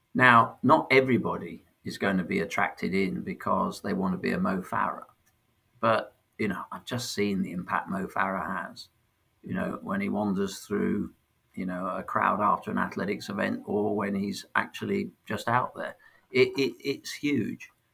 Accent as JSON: {"language": "English", "town": "Sheffield", "region": "Yorkshire and the Humber", "country": "United Kingdom", "tie": "born or raised there", "also_born_or_lived": "London"}